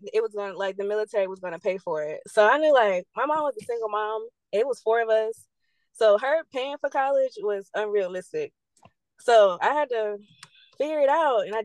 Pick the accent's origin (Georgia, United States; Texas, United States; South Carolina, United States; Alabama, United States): South Carolina, United States; Georgetown; moved away as an adult; now in Virginia, United States; I'm from Georgetown, South Carolina. Born and raised there